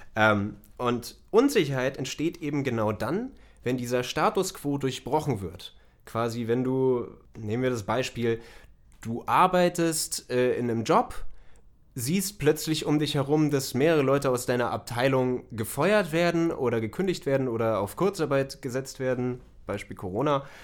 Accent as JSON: {"language": "German", "country": "Germany", "said": "wir als, als Deutsche"}